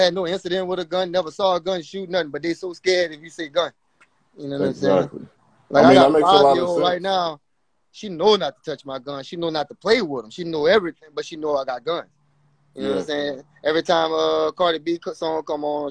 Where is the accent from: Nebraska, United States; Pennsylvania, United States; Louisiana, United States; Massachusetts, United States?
Louisiana, United States; I'm from Louisiana, man. I was shooting guns when I was like young